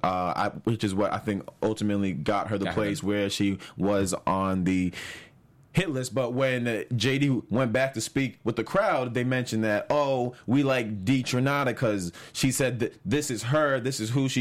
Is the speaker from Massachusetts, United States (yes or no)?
yes; Boston, Massachusetts, United States; I'm from Boston, East Coast